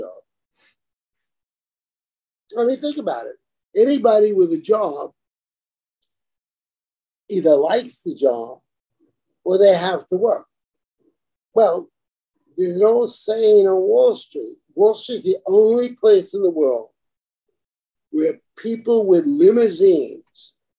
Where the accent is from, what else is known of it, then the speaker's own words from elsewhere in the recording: New York City, New York, United States; I come from Brooklyn, right? I was there when the Brooklyn Dodgers won the World Series